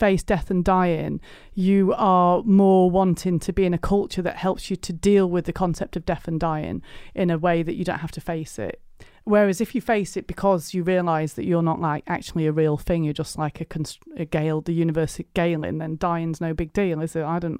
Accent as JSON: {"language": "English", "town": "South Elmsall", "region": "Yorkshire and the Humber", "country": "United Kingdom", "lives_now": "Stroud, United Kingdom", "said": "I live in Stroud in Gloucestershire, but I migrated to the south, but I'm from South Yorkshire, West Yorkshire border. South Emsall I'm from, actually, which is like the desolate north, isn't it?"}